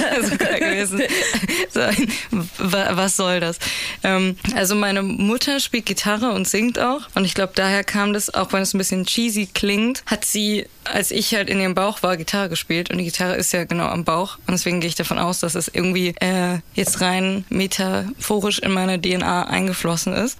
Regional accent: Berlin, Germany; Ich bin in Berlin geboren und aufgewachsen

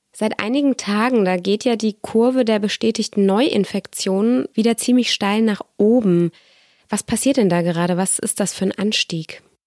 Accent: Stuttgart, Baden-Württemberg, Germany; moved away; Ich bin selbst in Stuttgart geboren und aufgewachsen.

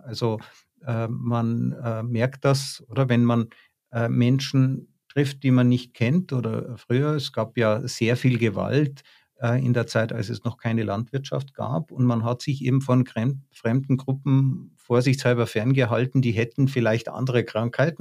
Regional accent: Tyrol, Austria; ich bin in Tirol aufgewachsen

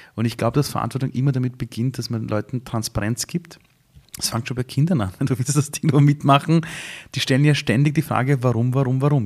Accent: Vienna, Austria; also born or lived in Iran; ich bin, bin damals aufgewachsen in Simmering

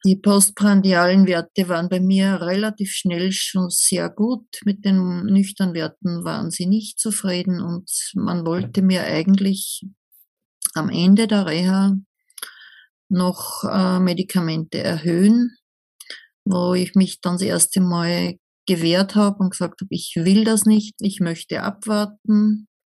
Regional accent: Upper Austria, Austria; ich komme aus Oberösterreich, aus einer Kleinstadt in der Nähe der deutschen Grenze

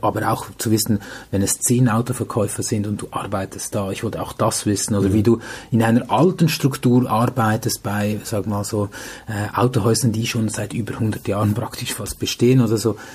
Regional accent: Switzerland; Bin äh, etwas über 40, äh, kümmere ich mich vor allem um meine beiden Kids. Äh, ist ein Hauptbestandteil, nicht nur natürlich, nein. Ich bin Verkaufs- und Kommunikationstrainer in der Automobilbranche in der Schweiz unterwegs

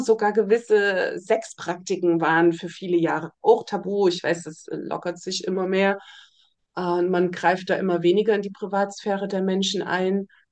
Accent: Germany; ich bin ja in der DDR aufgewachsen, im Kommunismus.

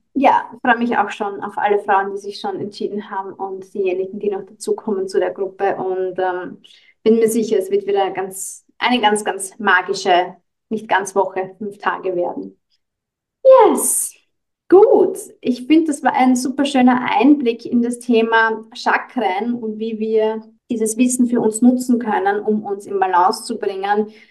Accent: Austria; bei uns in Österreich

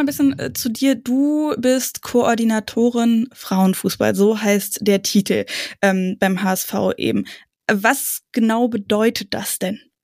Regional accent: Brandenburg, Germany; bei uns äh, im Umkreis in Brandenburg

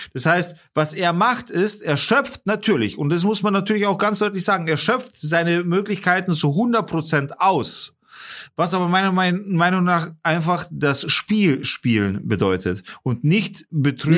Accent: Germany; als Deutsche

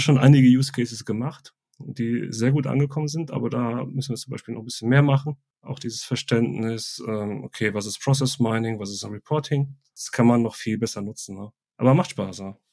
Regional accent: Ruhr area, North Rhine-Westphalia, Germany; now in Bavaria, Germany; seitdem ich hier in Bayern wohne, also ich komme ursprünglich aus dem Ruhrgebiet

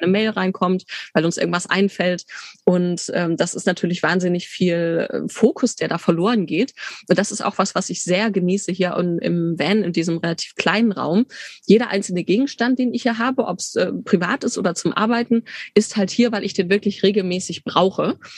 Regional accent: Bielefeld, North Rhine-Westphalia, Germany; moved away as an adult; also born or lived in Tübingen / Leipzig; ich bin gebürtige Bielefelderin, bin da nach dem Abi dann weg

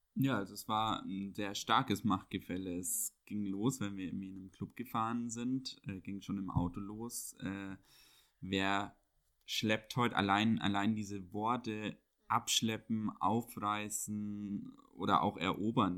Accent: Bavaria, Germany; moved away as an adult; also born or lived in Munich; now in Berlin, Germany; Ich bin ja in Bayern auch groß geworden

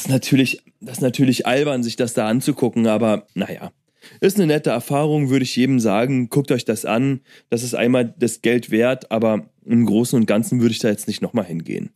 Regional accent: Germany; ich komm nicht mal aus Amerika, ich bin Deutscher

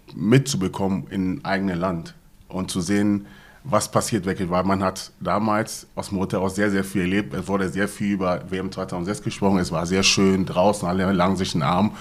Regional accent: Hanover, Lower Saxony, Germany; now in Gelsenkirchen, Germany; ich komme aus, ursprünglich aus Hannover

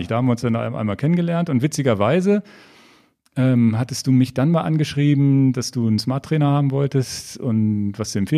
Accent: Hannover, Lower Saxony, Germany; Ich bin in Hannover geboren.

